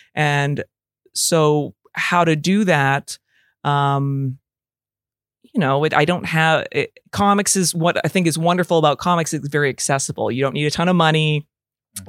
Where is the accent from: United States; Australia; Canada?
Canada; Calgary, Alberta; now in Toronto, Canada; I live in Toronto, Canada. Uh, I'm originally from Calgary, Alberta.